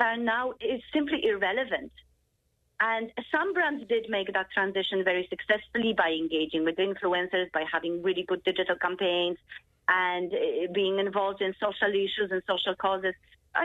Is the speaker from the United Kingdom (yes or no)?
no; Ireland; I was actually growing up in Ireland in 2000, so early 2000s, mid-2000s. And when I was in secondary school